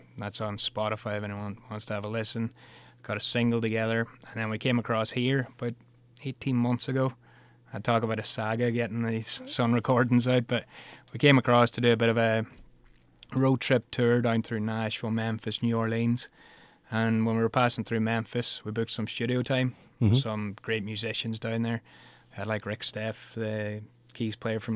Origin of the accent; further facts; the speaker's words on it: Ireland; being Irish